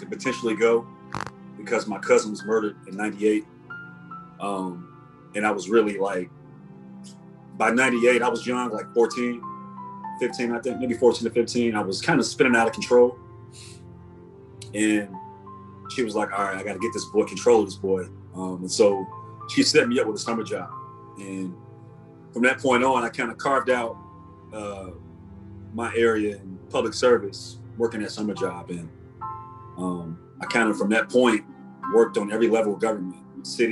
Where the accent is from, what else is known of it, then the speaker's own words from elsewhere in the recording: Chicago, Illinois, United States; I'm from Cabrini Green. That's where I was born and raised